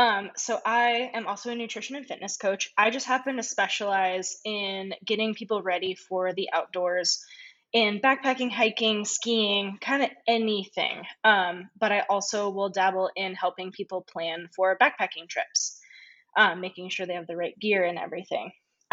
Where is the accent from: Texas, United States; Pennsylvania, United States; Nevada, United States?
Nevada, United States; around Tahoe on the Nevada side, United States; I was born in the Sierra Nevada mountains, just around Tahoe on the Nevada side.